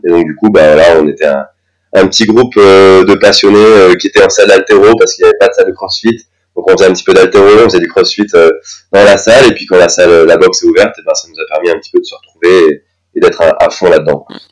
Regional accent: near Dijon, Bourgogne-Franche-Comté, France; moved away as an adult; now in Strasbourg, France; à Dijon, là, là d'où je viens, je viens à côté Dijon

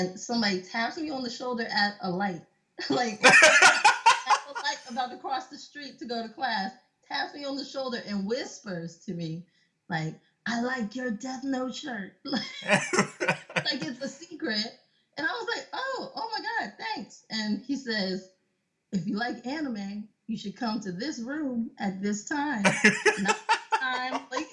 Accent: Montgomery County, Maryland, United States; I'm from Maryland. I grew up in Montgomery County, Maryland

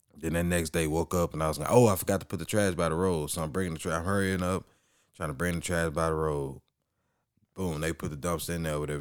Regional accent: Orange, Texas, United States; Growing up in Orange

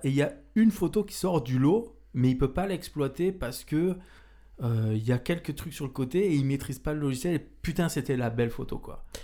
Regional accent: Marseille, Provence-Alpes-Côte d'Azur, France; now in Orléans, France; je viens de Marseille, j'arrive ici dans notre belle ville d'Orléans

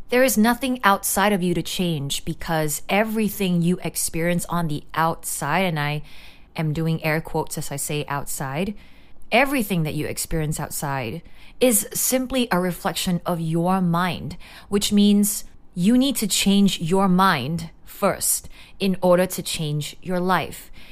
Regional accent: Singapore; growing up in Singapore

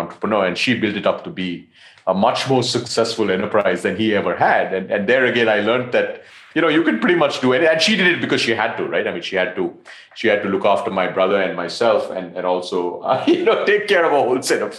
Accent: Colombo, Western Province, Sri Lanka; I'm Sri Lankan, so I grew up in Colombo

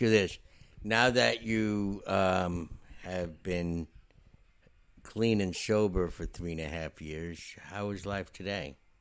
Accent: New York, United States; I'm a New Yorker

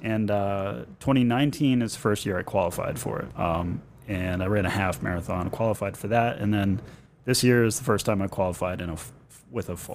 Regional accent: Boston, Massachusetts, United States; I'm a Boston kid. I was born in Boston

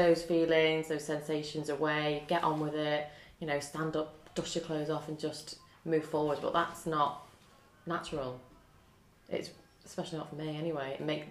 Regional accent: North Wales, United Kingdom; I grew up down in North Wales, spent most of my summers there, and it was on the beach.

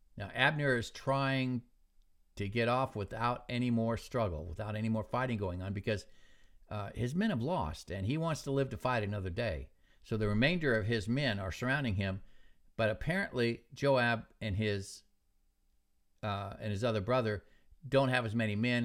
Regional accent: Alaska, United States; moved away; I'd hardly ever come back to Alaska, to my hometown

